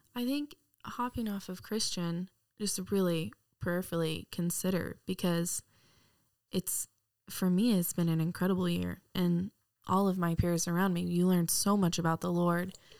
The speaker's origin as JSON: {"language": "English", "town": "Wylie", "region": "Texas", "country": "United States", "tie": "born or raised there", "said": "I'm from Wiley, Texas. Grew up in Texas my entire life"}